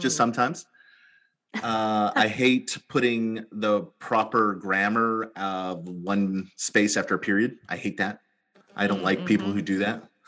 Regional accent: Edmonton, Alberta, Canada; now in British Columbia, Canada; I grew up in Alberta, grew up near yeah. Edmonton, and lived in Edmonton

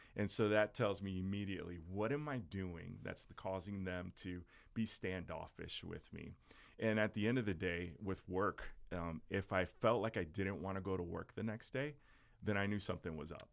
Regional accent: South Florida, United States; also born or lived in New Jersey; I was born in Jersey, raised in South Florida

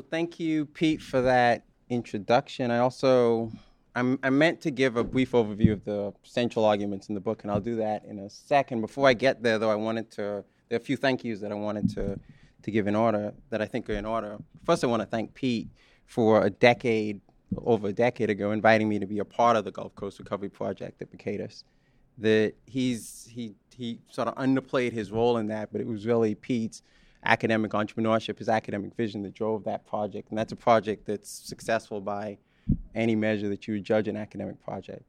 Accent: Bahamas; moved away; I'm a Bahamian, some of you know that. that I was born in the Bahamas

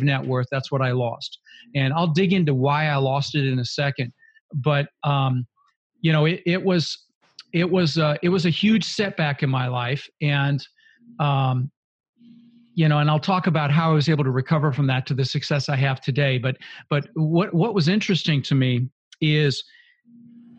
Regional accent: Denver, Colorado, United States; also born or lived in Netherlands; Ended up in Denver, Colorado. Lived there for 30 years

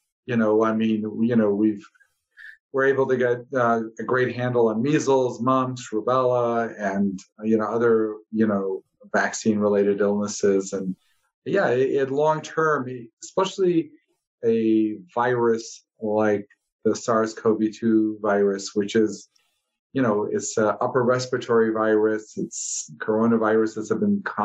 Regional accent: Chicago, Illinois, United States; moved away as an adult; also born or lived in Ohio / California; now in Southern Nevada, United States; I grew up in the Midwest in Chicago

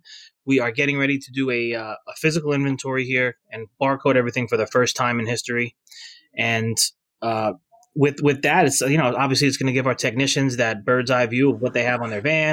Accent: Bayonne, New Jersey, United States; locally here in Bayonne is my hometown. It's where I went to that high school

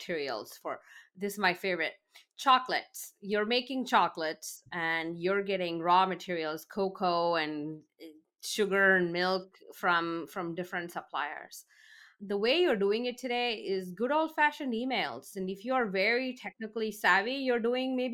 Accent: India; moved away; I grew up in India

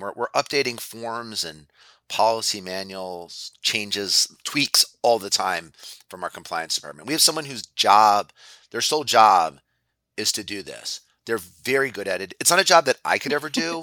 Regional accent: Philadelphia, Pennsylvania, United States; I grew up in Philadelphia

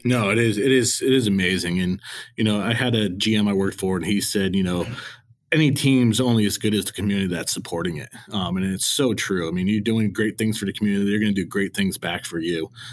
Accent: Connecticut, United States; growing up in Connecticut, I went to Yankee Stadium a lot, a lot as a kid

